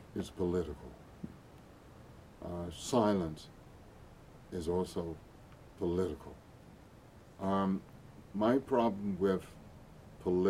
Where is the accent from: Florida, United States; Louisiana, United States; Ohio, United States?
Louisiana, United States; Bogalusa; growing up in that city, Bogalusa, Louisiana